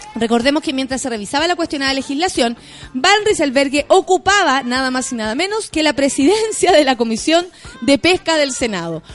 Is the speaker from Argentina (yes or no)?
no; Chile; yo soy una ciudadana chilena